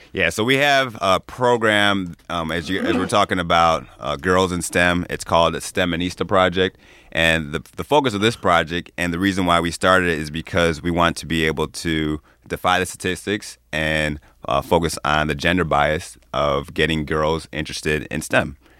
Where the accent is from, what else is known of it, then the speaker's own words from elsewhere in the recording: Chicago, Illinois, United States; moved away as an adult; also born or lived in Ann Arbor, Michigan; now in Michigan, United States; I grew up in the western suburbs of Chicago